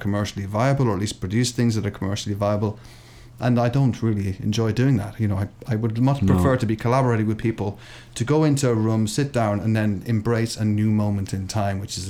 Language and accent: English; Ireland; now in England; growing up in Ireland